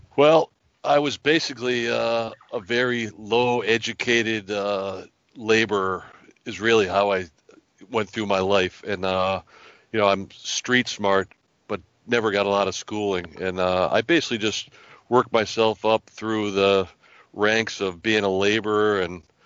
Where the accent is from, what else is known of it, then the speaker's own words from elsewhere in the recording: Hartford, Connecticut, United States; moved away as an adult; also born or lived in Bloomfield, Connecticut; now in New Hampshire, United States; we grew up in Hartford, Connecticut, and uh, most of my family stayed in Connecticut.